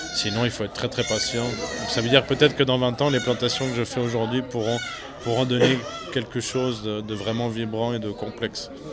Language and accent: French; Swiss Jura, Switzerland; moved away as an adult; also born or lived in Vaud; now in Valais, Switzerland; Je ne suis pas d'ici, je suis jurassien euh, euh, du Jura suisse